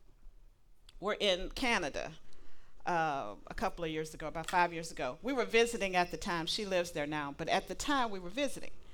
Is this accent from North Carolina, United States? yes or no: yes; North Carolina, United States; we were from North Carolina